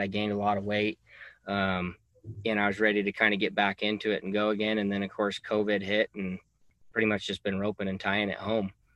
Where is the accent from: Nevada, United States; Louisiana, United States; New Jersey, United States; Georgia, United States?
Nevada, United States; Reno; also born or lived in Fallon, Nevada; I was born and raised in Reno